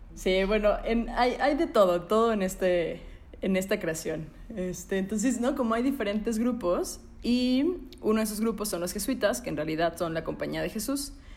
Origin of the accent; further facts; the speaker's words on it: Puebla, Mexico; soy de Puebla